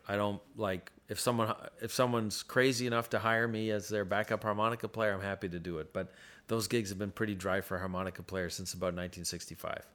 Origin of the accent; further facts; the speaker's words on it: Ottawa, Ontario, Canada; when I was growing up in Ottawa